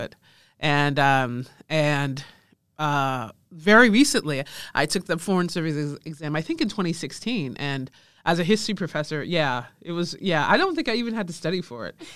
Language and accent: English; Rochester, New York, United States; I was born in Rochester, New York, which is very close to Canada